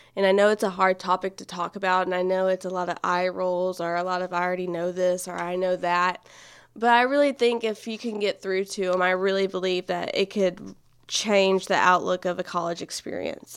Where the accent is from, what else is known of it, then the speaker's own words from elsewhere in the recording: Nacogdoches, Texas, United States; I am from Nacogdoches, actually. Born and raised